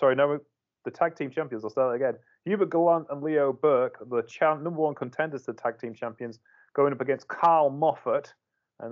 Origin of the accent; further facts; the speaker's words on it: England, United Kingdom; I'm from England.